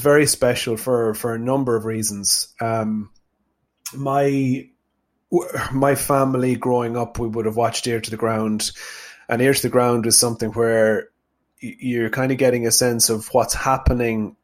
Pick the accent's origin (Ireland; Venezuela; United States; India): Ireland; Tubbercurry, Connacht; I'm from Sligo. I grew up on a small farm in a place called Chaffpool near Tubbercurry in South Sligo